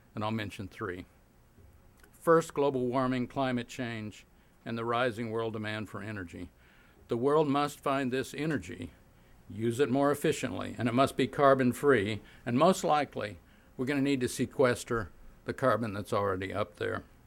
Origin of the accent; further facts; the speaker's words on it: Oklahoma, United States; I grew up in Oklahoma in the 40s and 50s